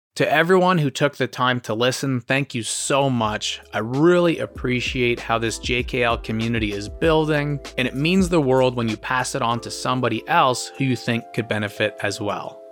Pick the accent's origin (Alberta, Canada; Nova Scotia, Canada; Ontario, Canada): Ontario, Canada; Ottawa; also born or lived in Detroit; my hometown is Ottawa